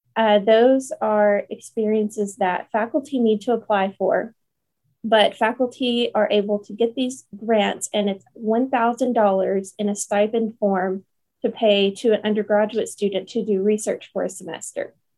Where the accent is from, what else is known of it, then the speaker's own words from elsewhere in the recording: Paragould, Arkansas, United States; moved away as an adult; now in Jonesboro, United States; I am from Paragould, Arkansas, originally, but I moved to Jonesboro for my uh, undergraduate degree